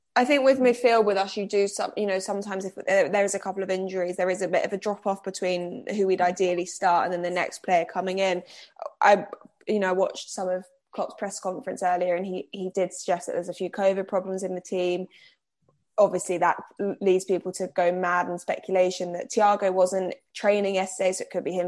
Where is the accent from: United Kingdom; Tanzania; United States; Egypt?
United Kingdom; Cambridge, East of England; moved away; I'm not originally from here. I'm originally from Cambridge